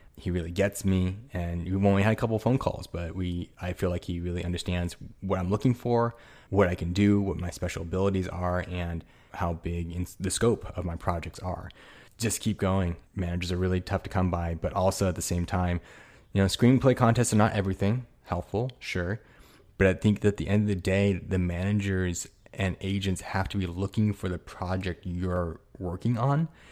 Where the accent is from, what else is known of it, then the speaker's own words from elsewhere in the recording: Ontario, California, United States; moved away; also born or lived in New York / Los Angeles; I go to school and grew up in Southern California and place, a little place called Ontario, California.